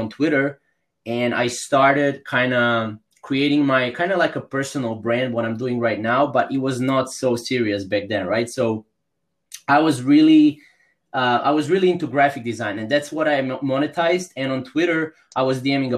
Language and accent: English; Croatia; I'm from Croatia. It's a small country in Europe.